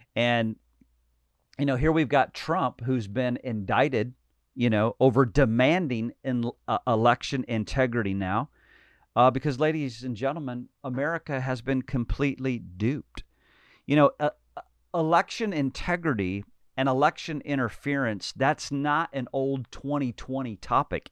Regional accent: United States; I'm a Christian. I'm an American.

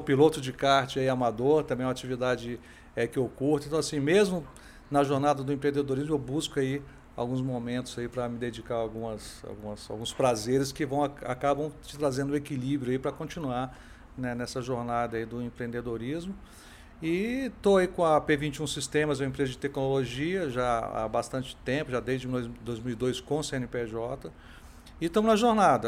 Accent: Brasília, Federal District, Brazil; eu sou brasiliense

